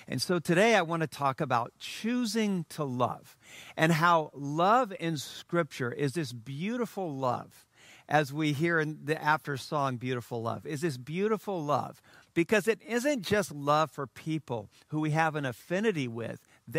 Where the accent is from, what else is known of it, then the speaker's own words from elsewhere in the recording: Sinoe County, Liberia; because I had heard Philip was rebuilding the mission station, E&I Mission, that I grew up on in Sino County, Liberia.